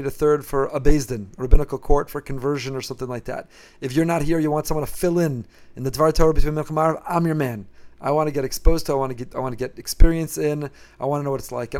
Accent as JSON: {"language": "English", "town": "Teaneck", "region": "New Jersey", "country": "United States", "tie": "born or raised there", "also_born_or_lived": "Israel", "moved": "as an adult", "lives_now": "Boca Raton, United States", "said": "I grew up in Teaneck, New Jersey, and in my hometown, in my home shul"}